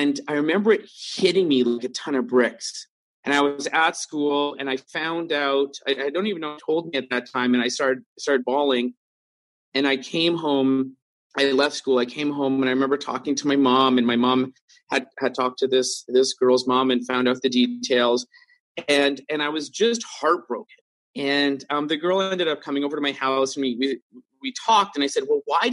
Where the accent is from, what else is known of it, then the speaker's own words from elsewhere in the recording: Vancouver, British Columbia, Canada; growing up in Vancouver, I worked in nightclubs a lot